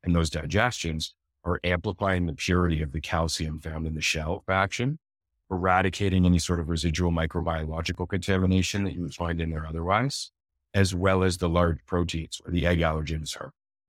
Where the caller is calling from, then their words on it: Toronto, Ontario, Canada; Toronto, Ontario, Canada.